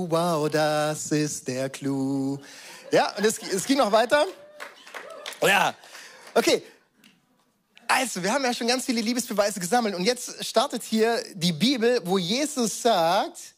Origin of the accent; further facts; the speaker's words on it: Baden-Württemberg, Germany; ich weiß, ich bin als Schwabe groß geworden, da gab es halt Filterkaffee.